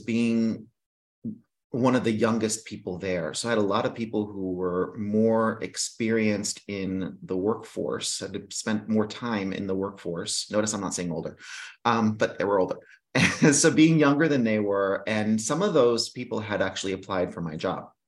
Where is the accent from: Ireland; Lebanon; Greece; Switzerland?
Greece; moved away; I was raised in Greece